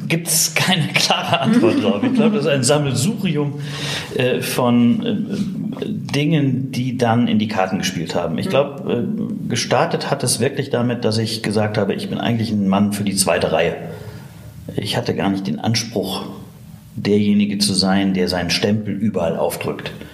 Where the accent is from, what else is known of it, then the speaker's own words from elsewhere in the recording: Witten, North Rhine-Westphalia, Germany; also born or lived in Bochum; bin aus Bochum gebürtig, in Witten aufgewachsen